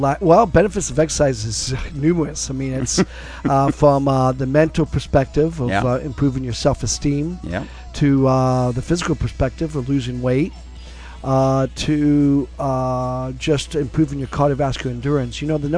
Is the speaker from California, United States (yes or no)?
no; Brooklyn, New York, United States; born there; also born or lived in Solana Beach; Well, yes, because I was born in Brooklyn. My parents immigrated here from Scotland, Glasgow, Scotland